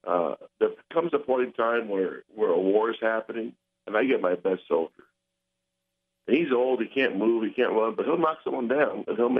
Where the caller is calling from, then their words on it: Carol City, Florida, United States; Carroll City.